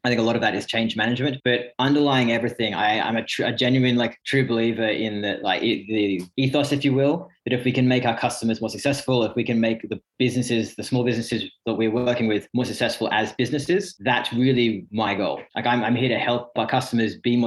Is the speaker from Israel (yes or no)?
no; Sydney, New South Wales, Australia; moved away as an adult; also born or lived in Reading, England; now in United Kingdom; I'm actually English born near Reading, but grew up most of my life over in Sydney